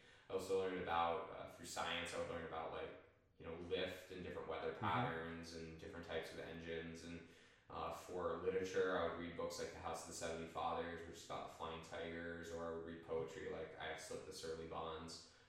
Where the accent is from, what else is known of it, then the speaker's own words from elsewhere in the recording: Erie, Pennsylvania, United States; born there; The irony is actually I was born in Pennsylvania.